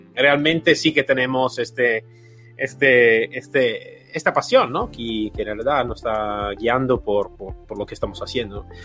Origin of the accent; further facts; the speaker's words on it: Italy; Spanish is a second language; moved away; soy italiano, entonces en mi país de origen